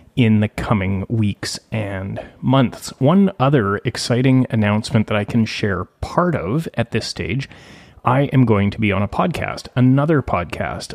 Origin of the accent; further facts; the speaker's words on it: Gibsons, British Columbia, Canada; my hometown of Gibson's